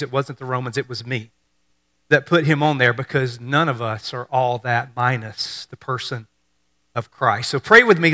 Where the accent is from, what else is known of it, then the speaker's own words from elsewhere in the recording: Mississippi, United States; growing up in Mississippi